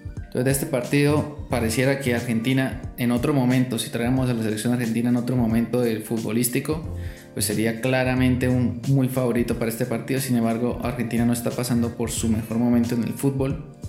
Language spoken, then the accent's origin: Spanish; Colombia; como buen colombiano